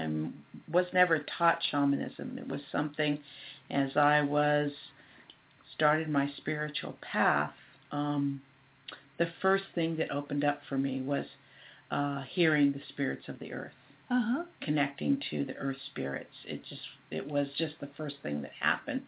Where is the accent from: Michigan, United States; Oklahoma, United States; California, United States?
California, United States; Sunnyvale; also born or lived in Monterey; growing up in Sunnyvale and living in the Silicon Valley